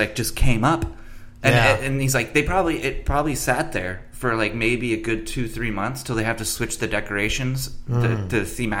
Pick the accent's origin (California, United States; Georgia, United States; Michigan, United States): California, United States; San Diego; One of my best friends growing up in San Diego